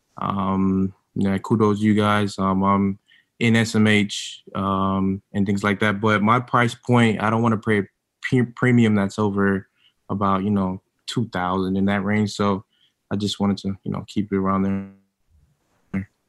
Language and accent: English; Miami, Florida, United States; moved away as an adult; now in Atlanta, United States; I'm from Miami, man, but I live in Atlanta. I've been here about 8 years